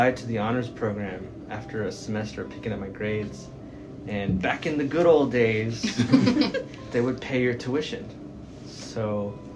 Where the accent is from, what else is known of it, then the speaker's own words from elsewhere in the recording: San Antonio, Texas, United States; I'm from San Antonio. I've lived there all my life. I grew up on the south side